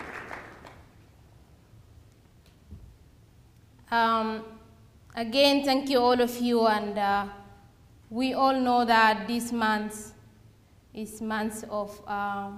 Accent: Darfur, Sudan; moved away as an adult; I was being raised and born in Darfur

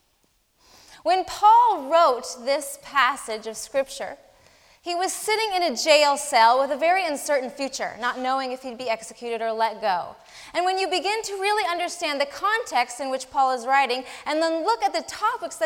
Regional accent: Colorado, United States; my home state of Colorado

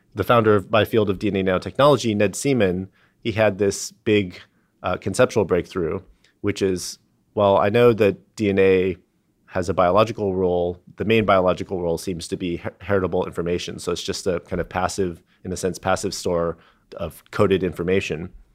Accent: San Diego, California, United States; I, I grew up in San Diego

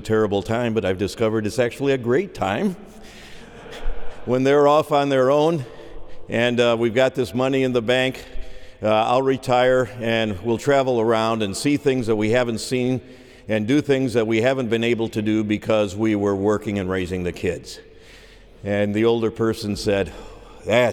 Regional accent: just outside of Chicago, Illinois, United States; I grew up just outside of Chicago, 211th Street to be exact

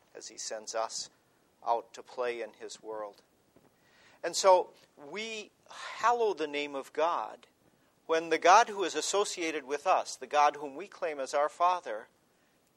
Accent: United States; as an American, as a historian

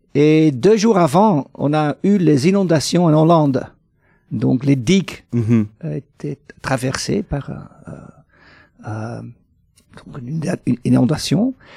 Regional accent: Flanders, Belgium; chez nous en Flandre

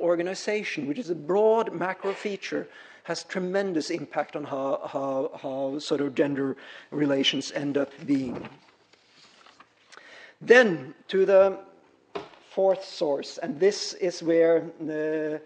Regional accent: Norway; moved away; the culture where I come from, I'm Norwegian, so I grew up way up in Scandinavia

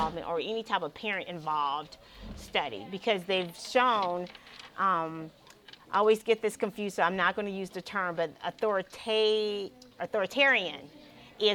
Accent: South Carolina, United States; moved away; also born or lived in Midwest; I'm a Southerner, born and bred South Carolinian, but I haven't been here for a while.

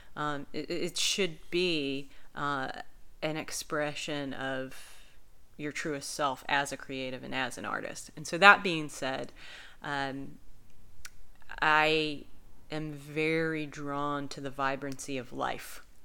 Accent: Southern Virginia, United States; moved away as an adult; I'm originally from Southern Virginia, but I've lived in the area for um, 15 years, um, so this place is definitely home

